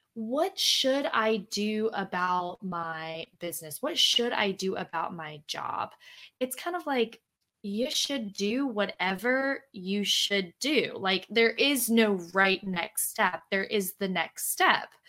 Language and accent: English; Louisiana, United States; moved away; I am from Louisiana, I'm from the South, and people, you know, a lot of mm. people from where I'm from have never like left